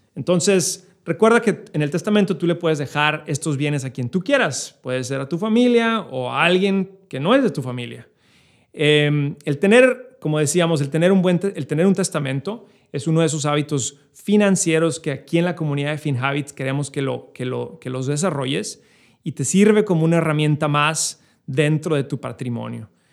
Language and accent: Spanish; Chihuahua, Mexico; now in New York, United States; yo, como mexicano, eh, creciendo en la frontera eh, en Chihuahua